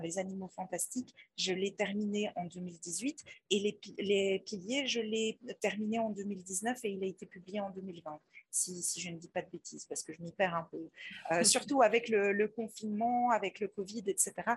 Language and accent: French; Belgium; moi, je suis belge